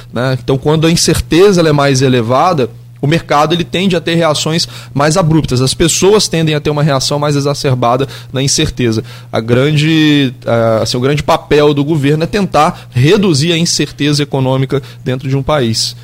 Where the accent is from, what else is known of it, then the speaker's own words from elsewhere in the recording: Brazil; enquanto brasileiro, enquanto flamenguista